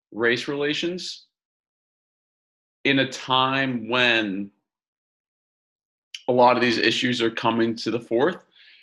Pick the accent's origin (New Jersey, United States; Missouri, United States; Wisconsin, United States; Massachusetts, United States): Massachusetts, United States; I'm from Massachusetts